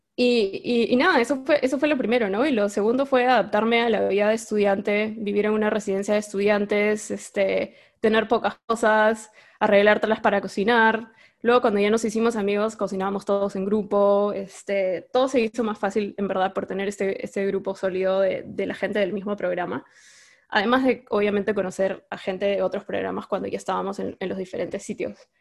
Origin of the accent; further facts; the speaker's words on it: Lima, Peru; yo también soy limeña